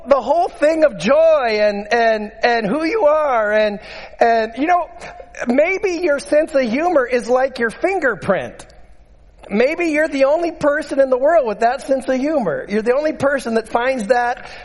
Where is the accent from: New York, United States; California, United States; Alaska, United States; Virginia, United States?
Alaska, United States; Utqiagvik; I grew up in Barrow